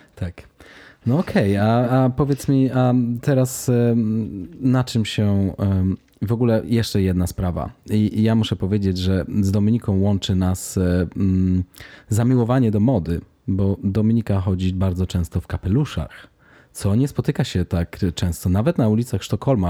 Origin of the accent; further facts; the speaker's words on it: Warsaw, Masovian Voivodeship, Poland; now in Stockholm, Sweden; jestem z Warszawy